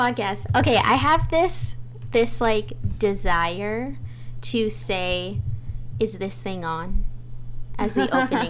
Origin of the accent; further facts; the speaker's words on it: California, United States; I'm People of the Pines, Serrano, Yuhaviatam. So I'm actually broadcasting from Gabrielano territory, which is now known as Los Angeles.